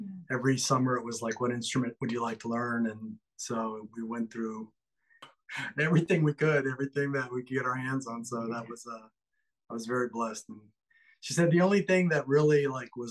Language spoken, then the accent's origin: English; Quito, Pichincha, Ecuador; moved away as an adult; also born or lived in New York City; now in United States; I'm from South America. I'm from Ecuador